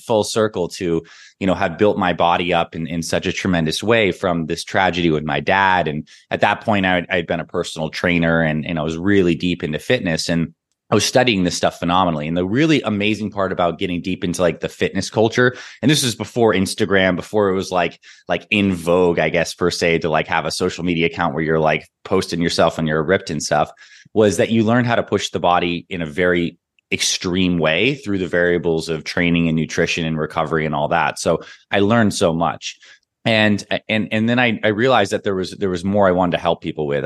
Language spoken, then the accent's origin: English; Toronto, Ontario, Canada; also born or lived in Syracuse, New York; I was born in Syracuse, New York, and I grew up in Toronto, Canada, like a mix of those two places